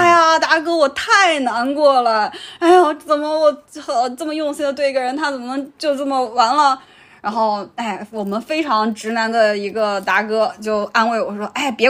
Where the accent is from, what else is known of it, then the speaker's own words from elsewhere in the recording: Shanxi, China; moved away; also born or lived in Wuxi; 比如说我小时候在山西